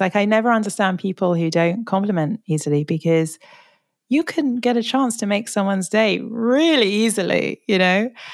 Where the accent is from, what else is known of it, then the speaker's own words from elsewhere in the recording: London, United Kingdom; I'm sort of born and bred Londoner